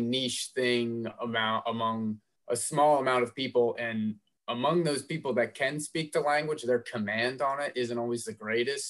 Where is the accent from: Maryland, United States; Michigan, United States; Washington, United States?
Maryland, United States; where I grew up in Maryland is pretty similar to Indiana, PA